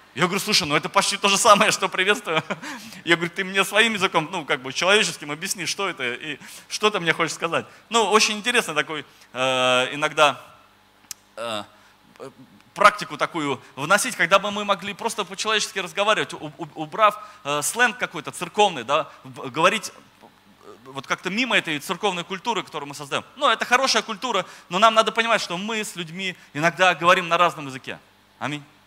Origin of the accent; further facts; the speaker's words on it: Moscow, Russia; moved away as an adult; now in Oryol, Russia; я вообще сам из Москвы, э, я пастор в Орле, но сам вообще я из Москвы. В Москве родился, жил